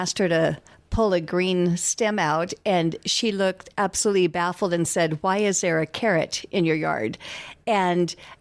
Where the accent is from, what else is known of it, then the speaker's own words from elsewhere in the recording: McCook, Nebraska, United States; moved away; I am originally from McCook, left for 45 years, recently came back